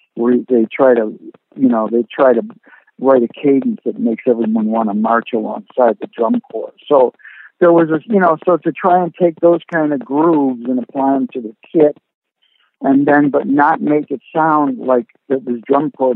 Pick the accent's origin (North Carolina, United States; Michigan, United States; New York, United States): New York, United States; Rochester; growing up in Rochester